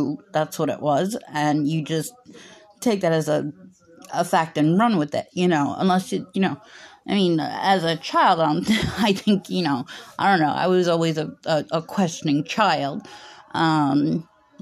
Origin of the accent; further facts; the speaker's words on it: United States; as an American, it's the religion I know the most about